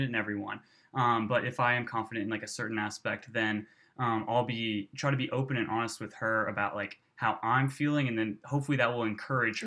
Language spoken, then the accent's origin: English; Louisville, Kentucky, United States; now in Birmingham, United States; I'm from Louisville, Kentucky